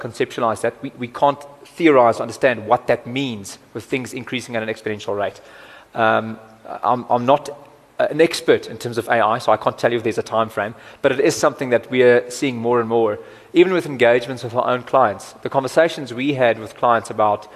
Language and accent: English; Cape Town, Western Cape, South Africa; I'm also from Cape Town